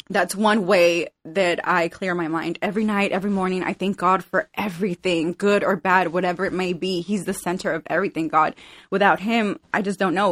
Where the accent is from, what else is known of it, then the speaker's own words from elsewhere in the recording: Glendale, California, United States; also born or lived in El Salvador; I grew up in Glendale, California